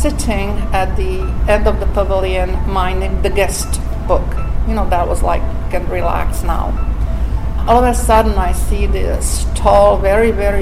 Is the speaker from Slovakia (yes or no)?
yes; Slovakia; English is a second language; moved away as an adult; also born or lived in Montreal, Canada; now in United States; from a little Slovak country to come here